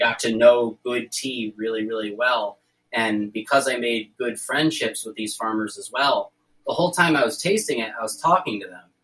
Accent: New York, United States; I'm from New York

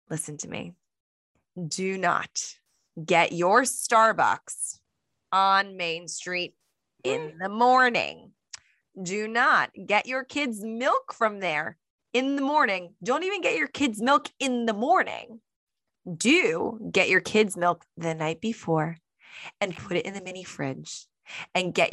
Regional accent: New Jersey, United States; we're from New Jersey

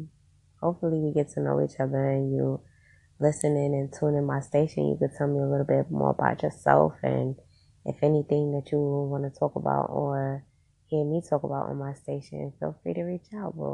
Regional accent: Queens, New York, United States; also born or lived in Brooklyn; now in Poconos, United States; I was born and raised in Queens, but I migrated to Brooklyn, where I started a business called the OG Studios.

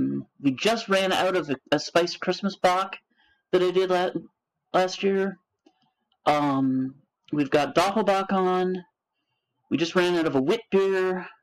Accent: San Francisco Bay Area, California, United States; moved away as an adult; also born or lived in England / Oregon; now in Washington, United States; I'm originally from California. I grew up in the Bay.

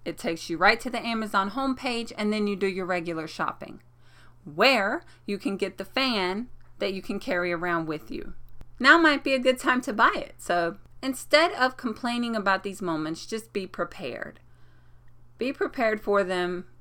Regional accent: North Carolina, United States; now in New York, United States; I'm from North Carolina

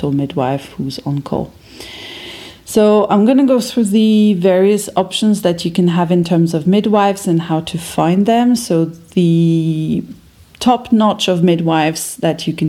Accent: France; English is a second language; moved away as an adult; now in Berlin, Germany; I was born in France

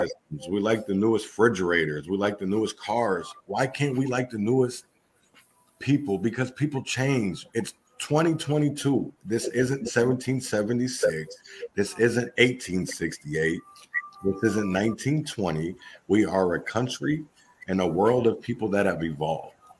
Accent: Minneapolis, Minnesota, United States; I'm from Minnesota, Minneapolis

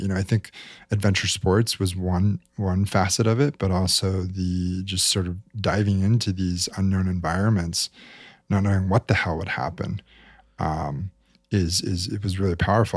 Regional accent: Salt Lake City, Utah, United States; I grew up in Salt Lake City, Utah

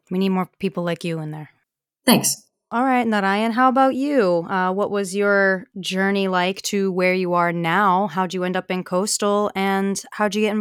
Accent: New York, United States; moved away as an adult; also born or lived in Conway, South Carolina; now in Charleston, United States; I'm from New York.

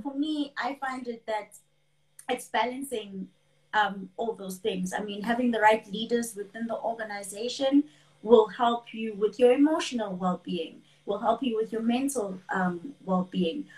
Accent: KwaZulu-Natal, South Africa; I am from KwaZulu Natal in South Africa, uh, born and raised in KwaZulu Natal, always been here

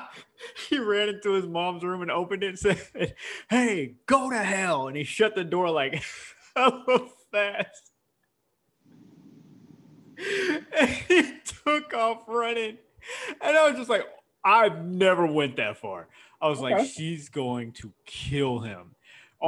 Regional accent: Houston, Texas, United States; I had one white friend growing up in Houston

